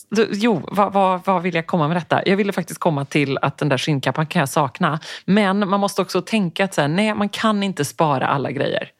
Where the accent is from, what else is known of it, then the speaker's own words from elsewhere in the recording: Sweden; jag var den enda svensk där inne